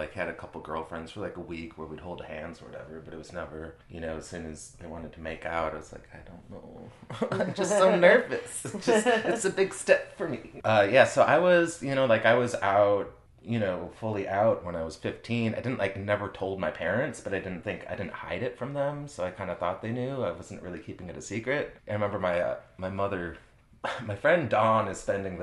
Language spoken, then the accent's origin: English; Stillwater, Minnesota, United States; moved away as an adult; now in New Orleans, United States; I was from Stillwater, Minnesota. I lived out in the country growing up, like, raised goats